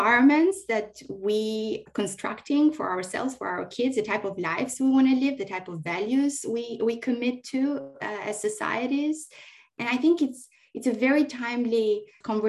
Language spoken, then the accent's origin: English; Albania; now in Sydney, Australia; growing up in Albania through these massive transition times